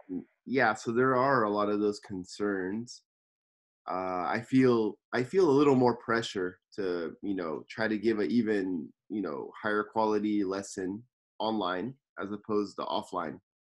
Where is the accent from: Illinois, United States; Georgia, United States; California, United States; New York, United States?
California, United States; Los Angeles; now in Tokyo, Japan; I'm from Los Angeles, California, and I'm living in Tokyo, Japan